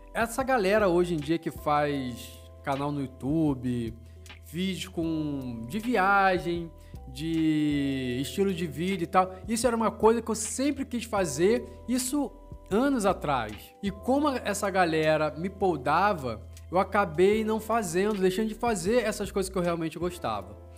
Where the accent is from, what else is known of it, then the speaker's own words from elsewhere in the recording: Rio de Janeiro, Brazil; moved away as an adult; now in Londrina, Brazil; eu sou natural do Rio de Janeiro e mas moro em Londrina tem uns três anos mais ou menos.